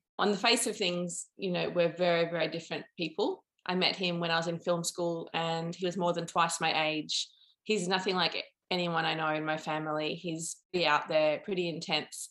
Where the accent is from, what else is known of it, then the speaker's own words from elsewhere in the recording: Melbourne, Victoria, Australia; also born or lived in London; I'm from Melbourne and I'm a filmmaker